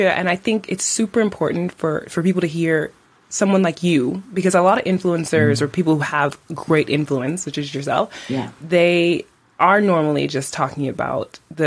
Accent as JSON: {"language": "English", "town": "New York City", "region": "New York", "country": "United States", "moved": "yes", "lives_now": "Iceland", "said": "I'm from New York City and we get winter"}